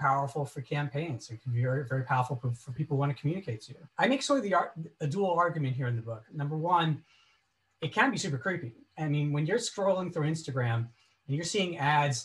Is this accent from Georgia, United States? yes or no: no; Oceanside, New York, United States; Oceanside, New York, where I grew up.